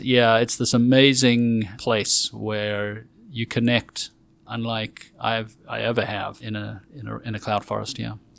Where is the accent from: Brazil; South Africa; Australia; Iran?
South Africa; moved away as an adult; also born or lived in Johannesburg / Toronto / Oxford / North Carolina; now in Texas, United States; I am South African born and raised and lived there for twenty-four years